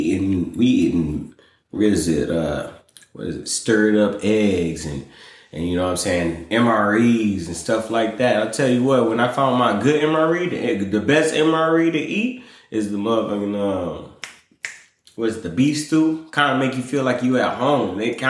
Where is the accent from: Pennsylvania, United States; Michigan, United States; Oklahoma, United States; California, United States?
Michigan, United States; moved away as an adult; now in Louisiana, United States; I'm from Michigan. For everybody that don't know, I'm originally from Michigan.